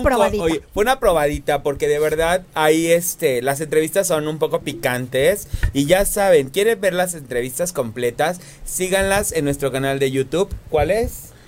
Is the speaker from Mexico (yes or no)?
yes; Cuernavaca, Morelos, Mexico; yo vengo de Cuernavaca, Morelos